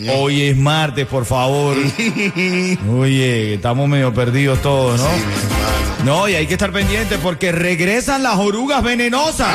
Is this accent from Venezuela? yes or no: yes; Venezuela; now in Miami, United States; como venezolano